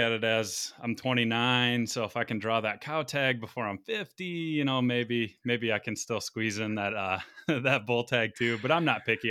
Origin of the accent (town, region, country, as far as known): Michigan, United States; born or raised there